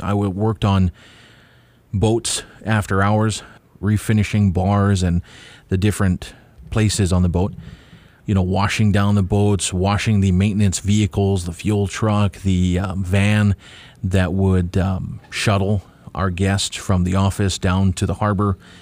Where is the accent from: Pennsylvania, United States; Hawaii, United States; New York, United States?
Hawaii, United States; Kauai; also born or lived in Oahu; I was born here on Kauai.